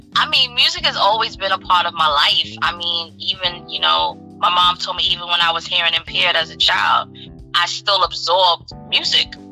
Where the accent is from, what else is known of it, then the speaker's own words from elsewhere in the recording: New York City, New York, United States; New York City, my hometown.